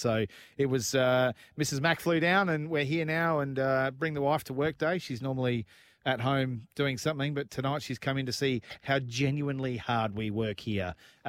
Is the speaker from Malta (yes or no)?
no; Studfield, Victoria, Australia; Yeah, mate, I grew up in Studfield. Good study boy.